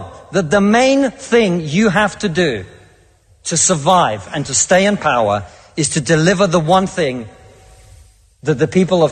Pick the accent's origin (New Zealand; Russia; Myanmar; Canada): Russia; now in United Kingdom; I come from Russia, which is not a poor country.